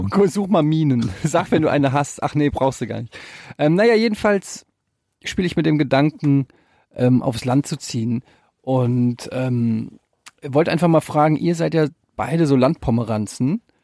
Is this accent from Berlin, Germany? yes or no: no; Frankfurt, Hesse, Germany; also born or lived in Cologne / Düsseldorf; now in Hamburg, Germany; ich bin geboren mitten in der City in Frankfurt, ich habe in Köln und Düsseldorf gewohnt, jetzt in Hamburg